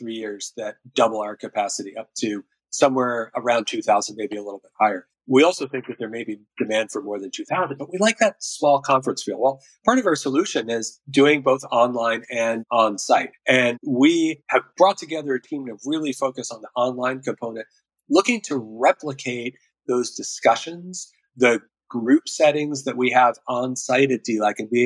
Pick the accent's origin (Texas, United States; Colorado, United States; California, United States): Colorado, United States; Durango; my hometown, Durango, Colorado